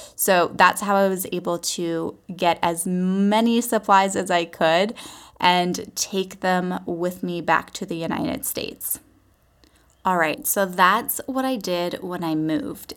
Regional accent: Vancouver Island, British Columbia, Canada; moved away as an adult; also born or lived in Los Angeles; I was born and raised on Vancouver Island, British Columbia, Canada.

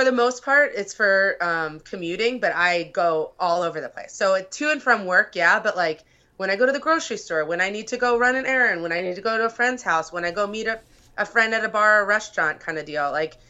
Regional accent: Pennsylvania, United States; now in Chicago, United States; And I was from Pennsylvania. So riding to school in the suburbs, the way that I would have gone wasn't safe.

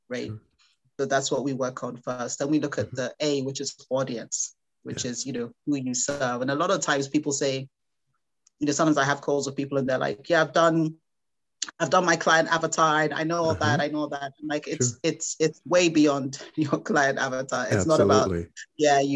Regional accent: Nigeria; I'm Nigerian. I'm proudly Nigerian.

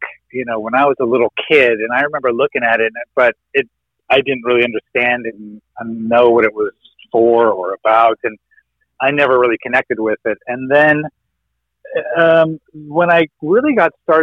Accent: San Clemente, California, United States; also born or lived in Los Angeles, California; I was born in California, in Los Angeles, and then grew up down in San Clemente, California.

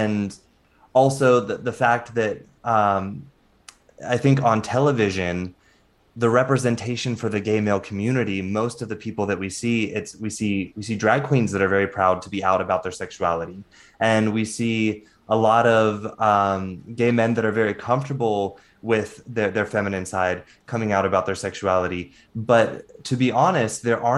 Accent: the Bible Belt, United States; being a gay male growing up in the Bible Belt in a very super religious family

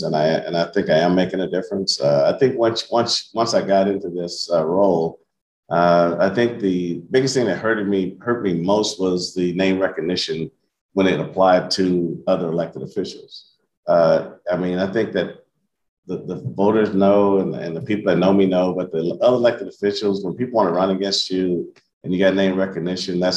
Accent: Kansas City, Missouri, United States; 18 years in the major leagues in my hometown

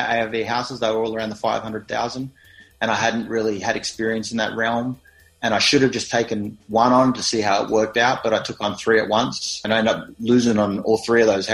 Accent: Australia; accent: Australian; moved away

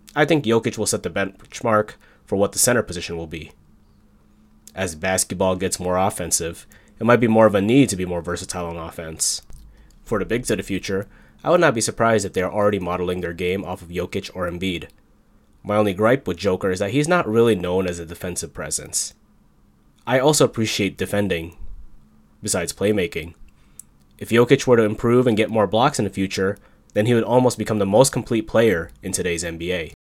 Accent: Chicago, Illinois, United States; my hometown team, the Chicago Bulls

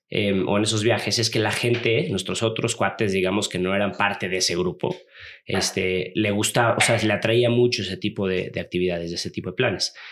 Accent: Los Cabos, Baja California Sur, Mexico; yo soy de Los Cabos, ahí crecí.

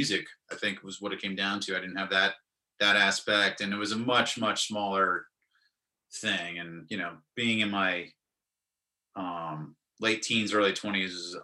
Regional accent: Brooklyn, New York, United States; also born or lived in Winston-Salem, North Carolina; I came home back to my, where I grew up in Brooklyn

